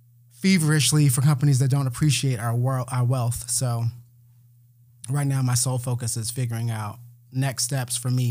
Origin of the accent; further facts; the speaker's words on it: Buford, Georgia, United States; also born or lived in Bronx, New York City / Minnesota; I grew up in Buford, Georgia, which is about 30 minutes southeast of here. After my family moved here from New York City. So I basically grew up here.